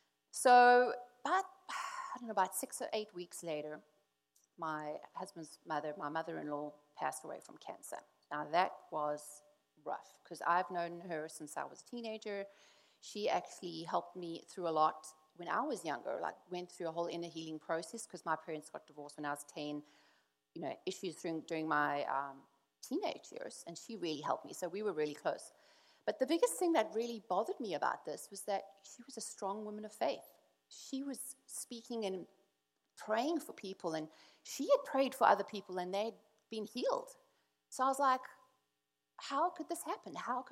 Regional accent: South Africa; because we come from South Africa, and anyone knows South Africa was like, suck it up, buttercup, stop complaining, pull yourself together, right?

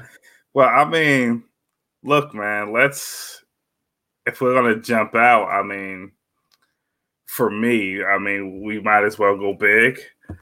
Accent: United States; we're from New York. We're from New York. We're from Jersey, and tri-state area.

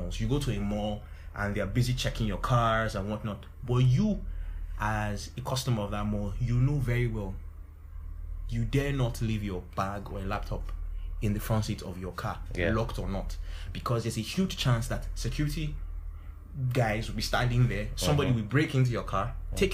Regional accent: Jos, Plateau, Nigeria; moved away; I grew up in Jos too

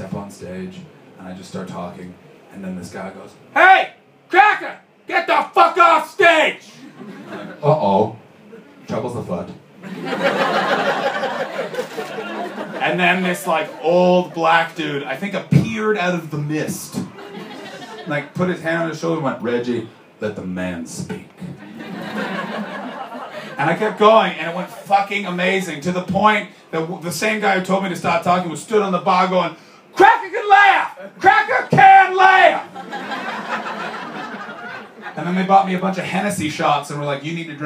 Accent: Canada; I'm a comedian from Canada

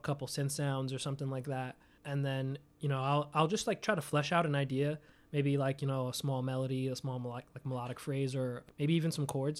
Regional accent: New York City, New York, United States; I'm from Staten Island. I, I lived in Staten Island since I was nine

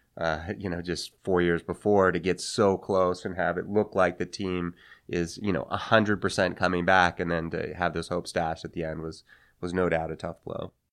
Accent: Seattle, Washington, United States; moved away as an adult; I grew up here in Seattle. Um, my parents moved here when I was, uh, I guess, about six, and so I spent most of my impressionable years here

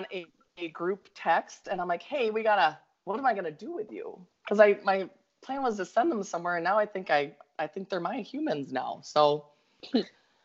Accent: Minnesota, United States; accent: Minnesota; now in Florida, United States; my Minnesota accent

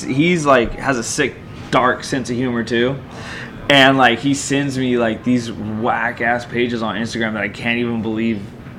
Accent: Monterey County, California, United States; in my hometown, we all had an old school hamburger spot called Roy's.

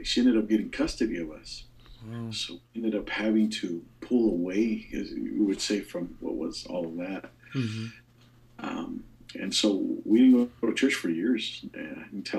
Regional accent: Baldwin Park, California, United States; now in Columbus, United States; we grew up in Baldwin Park under Pastor Oscar Barbosa back in those days in East LA District

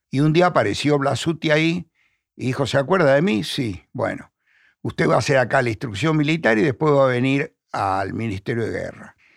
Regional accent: Buenos Aires, Argentina; Yo nací en el Hospital Rivadavia. Mi papá me llevaba, cuando era chico, al cine real. Mi mamá me llevaba al Villa Crespo, nosotros éramos de, Chacarita.

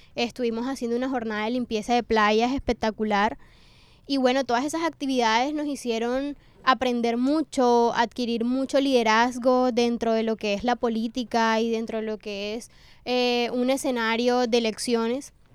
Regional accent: Colombia; para nosotros como colombianos

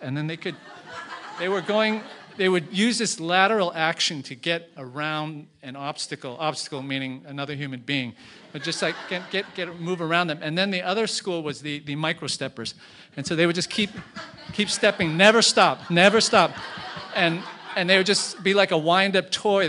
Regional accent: Boston, Massachusetts, United States; moved away as an adult; also born or lived in Beijing; I was from Boston

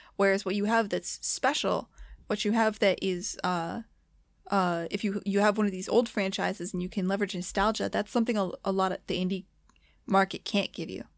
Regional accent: United States; As an American

